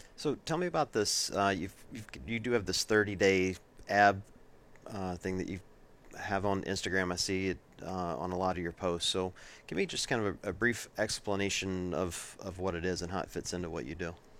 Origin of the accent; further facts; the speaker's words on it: Deep South, United States; moved away as an adult; now in Ohio, United States; I grew up in the Deep South